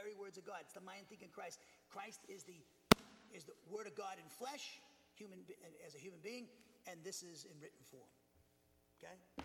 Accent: Norwood, Massachusetts, United States; my hometown, Norwood

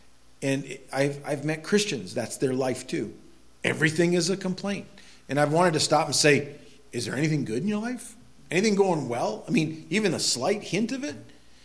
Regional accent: Quimby, Maine, United States; I grew up in Quimby, Maine

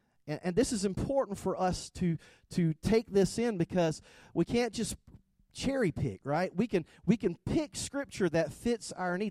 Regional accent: South Georgia, United States; accent: thick South Georgia; I am from South Georgia. I have a thick South Georgia accent

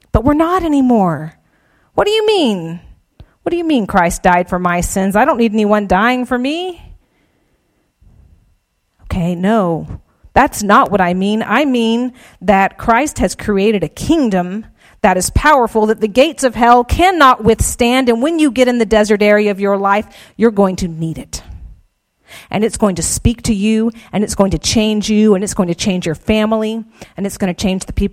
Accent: South Georgia, United States; I'm from South Georgia. my accent doesn't belie

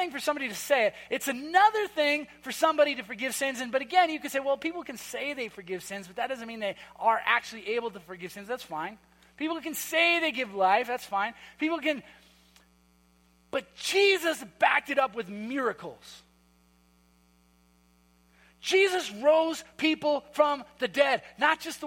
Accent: Minnesota, United States; I'm from Minnesota

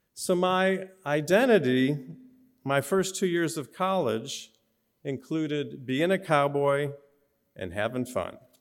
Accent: Orland Park, Illinois, United States; also born or lived in Flint, Michigan; we moved to Orland Park, Illinois, a suburb of Chicago. And I went from kindergarten to, uh, through high school there.

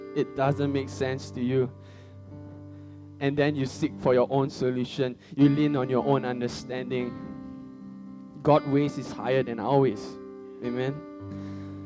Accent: Singapore; I'm from Singapore, okay. I, I'm not from China

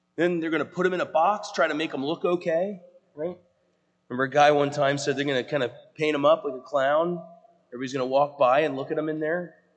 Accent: the South, United States; now in Pennsylvania, United States; I'm from the South

